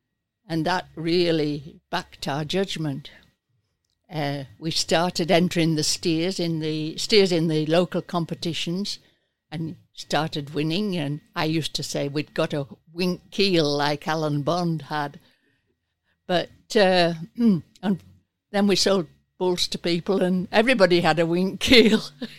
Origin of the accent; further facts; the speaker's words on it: England, United Kingdom; now in Australia; Well, we came from England, emigrated, a motorway went through us.